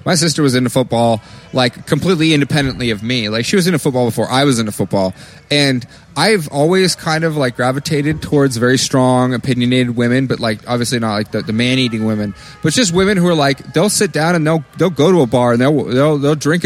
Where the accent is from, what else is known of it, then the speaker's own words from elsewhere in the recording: Maine, United States; I'm from Maine